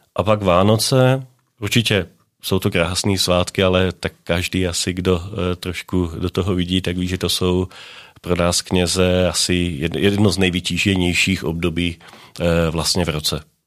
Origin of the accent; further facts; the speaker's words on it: a small village near Trnava, Trnava Region, Slovakia; Czech is a second language; moved away as an adult; also born or lived in Brno, Czech Republic; now in Nové Město na Moravě, Czech Republic; já pocházím ze Slovenska, z takové malé vesnice u Trnavy, Dolná Loučice